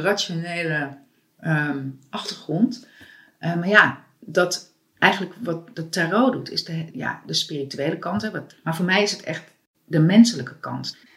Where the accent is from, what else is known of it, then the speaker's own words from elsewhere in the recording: Amsterdam, North Holland, Netherlands; ik ben ook geboren in de Watergraafsmeer en opgegroeid